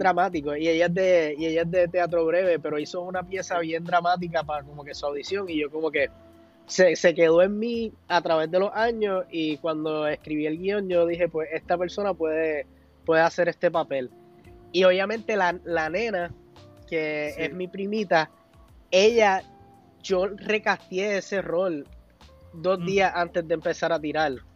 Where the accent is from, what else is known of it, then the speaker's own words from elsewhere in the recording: Puerto Rico; nosotros hasta como mismo puertorriqueños